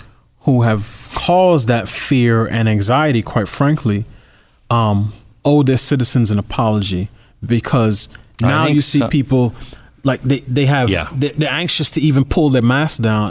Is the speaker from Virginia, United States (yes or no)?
no; New York, United States; I grew up in New York as a New Yorker